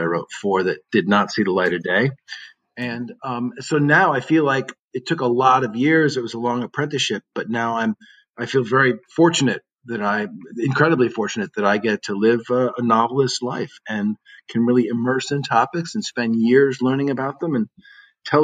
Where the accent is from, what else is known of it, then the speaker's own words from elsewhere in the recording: New England, United States; moved away; also born or lived in Iowa; I'm from New England, and so I had an Easterner snobbery